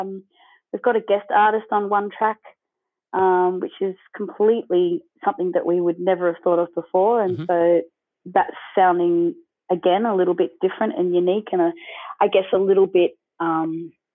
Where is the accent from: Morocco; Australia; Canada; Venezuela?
Australia; I mean, you know, we're Aussie, and our roots are totally, you know, rock and roll all the way.